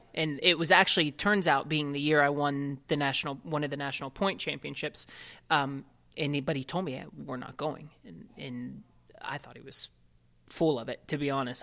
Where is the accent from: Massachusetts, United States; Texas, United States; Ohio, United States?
Ohio, United States; I grew up in Ohio